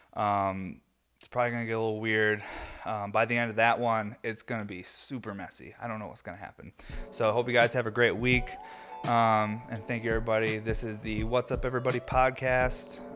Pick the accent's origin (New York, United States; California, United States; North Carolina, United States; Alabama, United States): New York, United States; I'm from New York